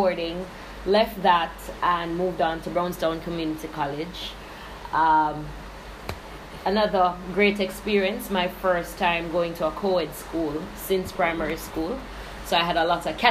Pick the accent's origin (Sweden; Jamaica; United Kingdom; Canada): Jamaica; also born or lived in Linstead, St. Catherine / St. Anne; I was born in Jamaica. Of course, I'm Jamaican. And St. Catherine, really, but my mom migrated to St. Anne.